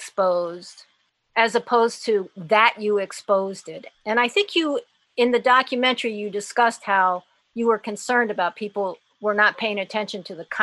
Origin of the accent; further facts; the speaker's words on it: Haiti; Look, I was brought up in Haiti under Papa Doc, okay?